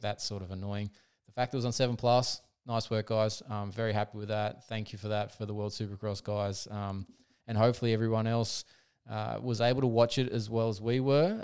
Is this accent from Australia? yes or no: yes; Australia; as an Aussie